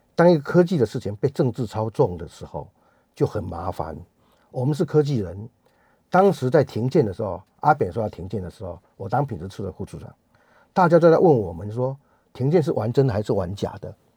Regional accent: rural southern Taiwan, Taiwan; 我是台，一个台湾人，一个南部乡下的台湾人

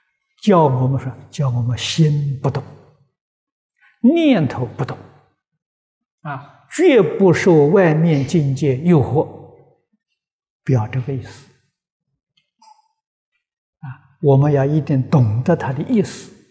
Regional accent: China; 我们中国人讲灵魂呢，走了没有？没走。

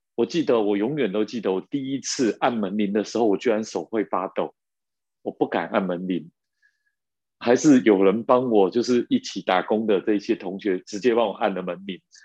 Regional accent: Taiwan; 尤其我们在眷村长大，就有那种竞争压力的样子

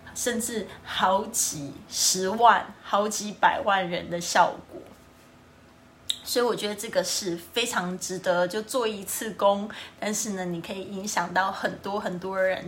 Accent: Kaohsiung, Taiwan; 我的家乡，这是高雄，美丽的高雄

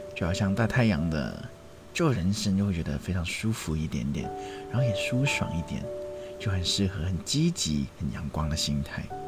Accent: Hong Kong; 我们香港人都会叫它“暴龙歌”嘛

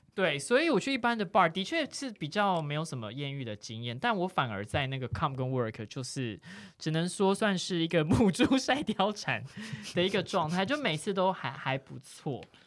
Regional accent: Tainan, Taiwan; moved away as an adult; now in Taipei, Taiwan; 因为我就是小时候住在台南嘛，然后大学就觉得，哦，我一定是要来台北的啦

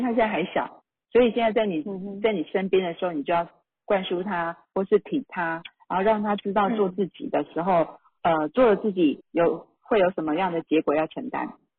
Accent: Taiwan; 像我们台湾话讲的

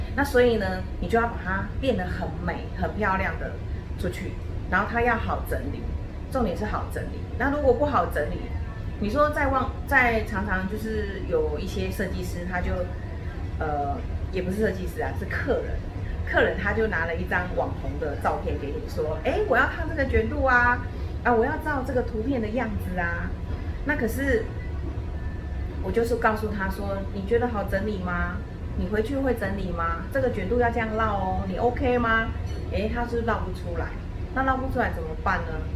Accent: Taiwan; 我们台湾人

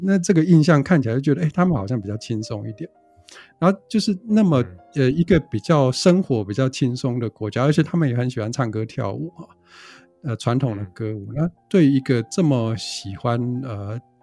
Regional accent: Taiwan; 我们台湾人

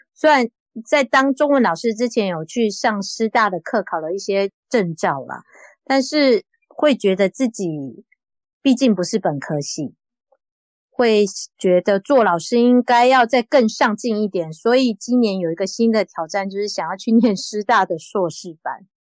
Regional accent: Taiwan; moved away as an adult; now in Osaka, Japan; 我们台湾人

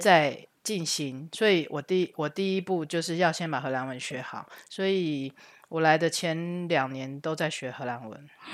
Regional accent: Taichung, Taiwan; moved away as an adult; now in Netherlands; 我是台中人

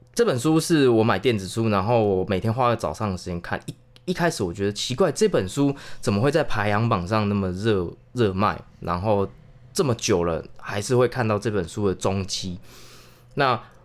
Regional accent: Chiayi, Taiwan; 嘉义还是可以，因为嘉义怎么说，还是算都市的啊

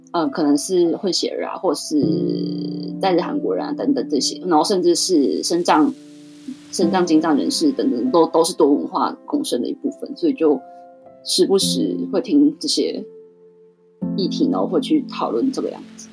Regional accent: Taiwan; moved away as an adult; now in Tokyo, Japan; 身为一个台湾人，在日本感受到

